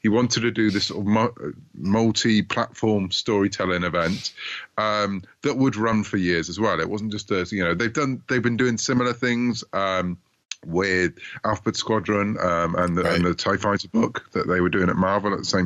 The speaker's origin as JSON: {"language": "English", "country": "United Kingdom", "said": "I'm a Brit, as you might gather from my accent"}